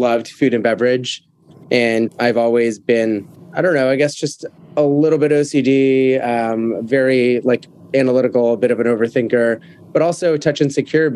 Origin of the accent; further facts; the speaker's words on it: Miami, Florida, United States; moved away as an adult; also born or lived in Venezuela / New York City; now in London, United Kingdom; I was born in Venezuela, but grew up in the States. I moved to Miami when I was about 5